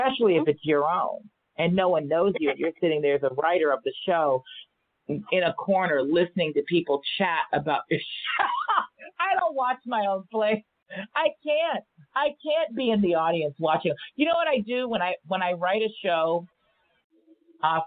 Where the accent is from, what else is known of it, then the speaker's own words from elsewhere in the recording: Los Angeles, California, United States; I grew up here in Los Angeles